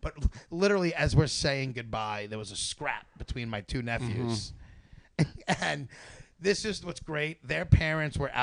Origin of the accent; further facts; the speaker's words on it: New York, United States; people I grow up with who still live here make fun of my accent